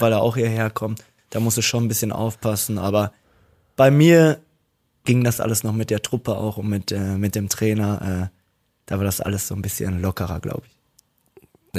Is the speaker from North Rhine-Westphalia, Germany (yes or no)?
yes; Dortmund, North Rhine-Westphalia, Germany; Ich komme aus Dortmund-Ewingen auch noch und ich habe da auch noch gewohnt